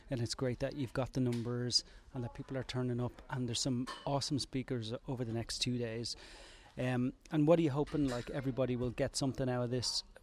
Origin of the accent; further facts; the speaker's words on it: Ireland; I'm Irish.